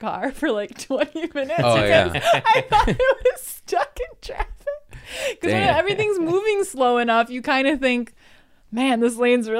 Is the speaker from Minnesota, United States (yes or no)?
no; Marshfield, Wisconsin, United States; So I thought we could chat about the contrast because you did come back to my hometown.